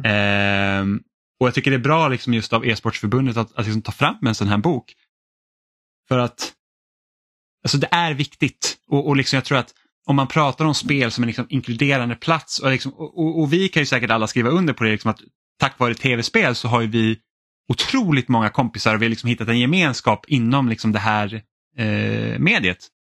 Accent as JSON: {"language": "Swedish", "country": "Finland", "moved": "yes", "lives_now": "Sweden", "said": "jag är finsk"}